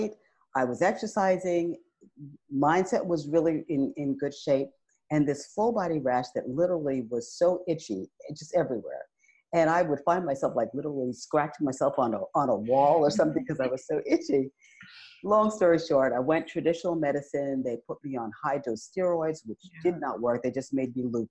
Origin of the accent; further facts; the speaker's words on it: New York City, New York, United States; moved away as an adult; also born or lived in Northeast North Carolina; to move from New York City, been born and raised there, to Northeast North Carolina